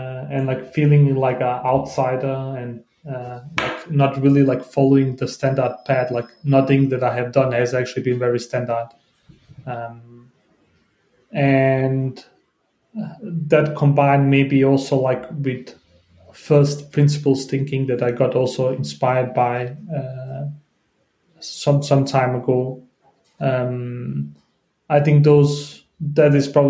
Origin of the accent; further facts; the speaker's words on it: Denmark; English is a second language; I came to Denmark as like 5 or 6 year old